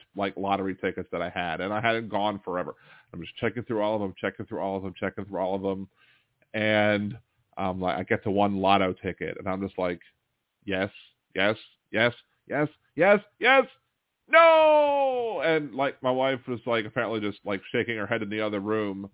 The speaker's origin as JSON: {"language": "English", "town": "Baltimore", "region": "Maryland", "country": "United States", "tie": "born or raised there", "also_born_or_lived": "Wilmington, Delaware", "moved": "as an adult", "lives_now": "New Orleans, United States", "said": "I was born in Wilmington, Delaware, but my family moved me to Baltimore like at a month old. So I grew up in Baltimore from 76 to 94, and then I moved down here for college in 94"}